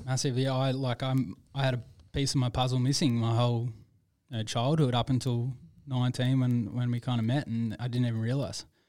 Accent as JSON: {"language": "English", "town": "Perth", "region": "Western Australia", "country": "Australia", "tie": "born or raised there", "said": "I was born and raised in Perth"}